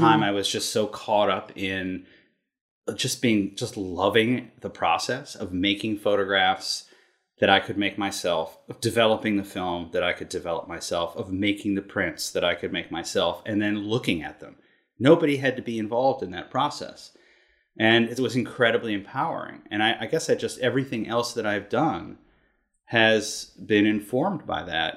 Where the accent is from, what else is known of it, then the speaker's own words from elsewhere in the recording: Concord, Massachusetts, United States; moved away as an adult; now in New York City, United States; I grew up in Concord, Massachusetts.